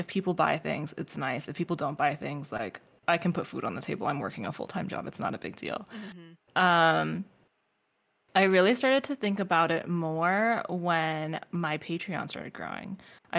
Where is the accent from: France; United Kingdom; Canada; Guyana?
Canada; So I didn't say this before, but I'm Asian American. I'm Canadian Chinese technically.